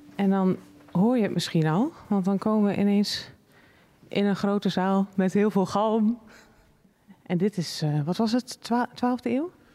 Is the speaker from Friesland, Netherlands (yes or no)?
yes; Friesland, Netherlands